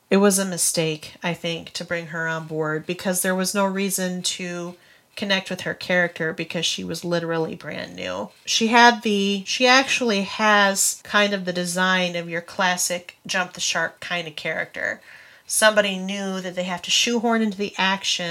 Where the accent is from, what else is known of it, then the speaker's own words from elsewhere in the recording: Grand Rapids, Michigan, United States; We hail from Grand Rapids, Michigan.